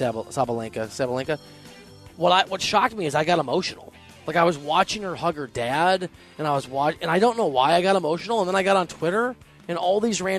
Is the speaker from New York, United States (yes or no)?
no; Dubuque, Iowa, United States; I'm from Dubuque. It's on the border of Wisconsin